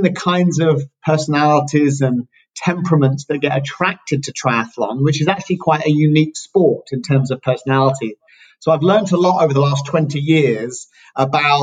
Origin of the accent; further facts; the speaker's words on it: United Kingdom; moved away as an adult; also born or lived in California; now in San Diego, United States; I'm British, same as Leslie, moved out to California, where we now live